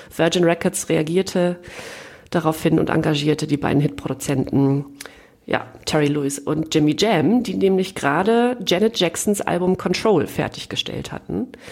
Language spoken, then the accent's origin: German; East Germany, Germany; Als Ostdeutsche